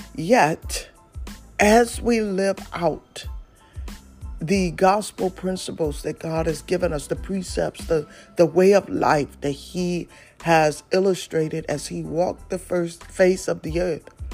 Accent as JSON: {"language": "English", "town": "Detroit", "region": "Michigan", "country": "United States", "said": "I'm from Detroit City"}